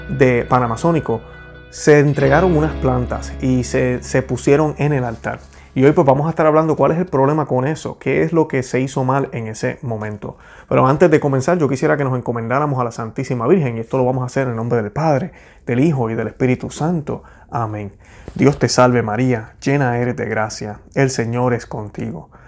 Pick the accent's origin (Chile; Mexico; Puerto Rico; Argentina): Puerto Rico; now in United States; Luego que me mudé de Puerto Rico para acá, para los Estados Unidos, y no estoy diciendo que esto no está pasando en Puerto Rico, sé que está pasando, pero yo lo vine a ver por primera vez acá.